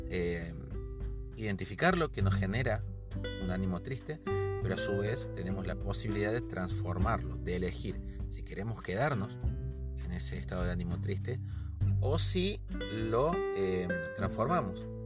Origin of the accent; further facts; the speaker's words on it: Argentina; soy de Argentina